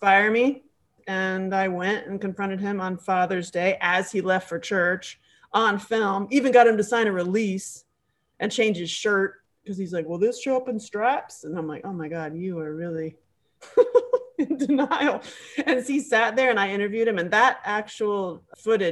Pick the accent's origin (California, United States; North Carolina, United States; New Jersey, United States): North Carolina, United States; Asheville; moved away; also born or lived in Nashville; Well, I am from Asheville